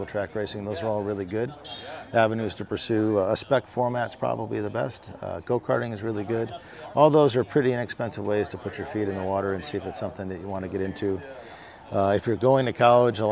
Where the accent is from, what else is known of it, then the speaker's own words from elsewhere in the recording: Ohio, United States; we grew up in a racing family. You know, we had late models and all sorts of stuff in the Midwest. I'm from Ohio originally